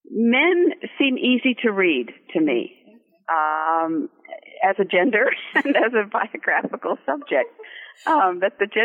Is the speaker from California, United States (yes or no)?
yes; Santa Monica, California, United States; moved away; I was born in California in Santa Monica. I'm a California girl, grew up there, but left and went to Europe and back east and have never gone back, but I still consider myself a Californian.